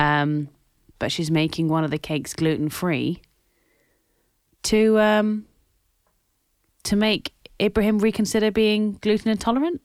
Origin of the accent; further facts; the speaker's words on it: Scotland, United Kingdom; As I am Scottish.